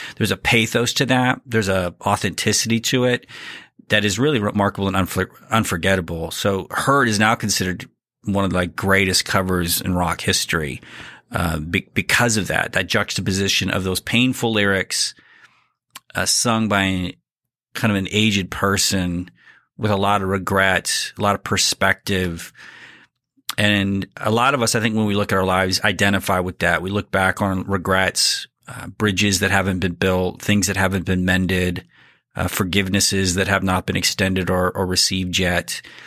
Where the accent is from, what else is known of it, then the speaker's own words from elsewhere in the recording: Abilene, Texas, United States; my hometown in Abilene